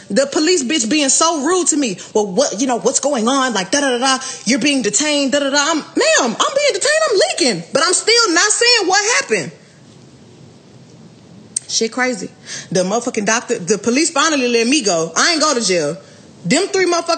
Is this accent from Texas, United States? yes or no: yes; Houston, Texas, United States